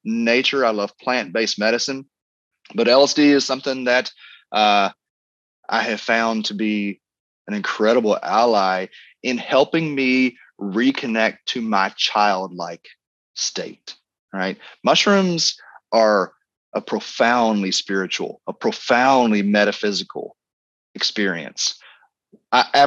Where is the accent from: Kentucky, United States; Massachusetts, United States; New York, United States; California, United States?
Kentucky, United States; I grew up here in Kentucky, was bourbon country, and we grew up on alcohol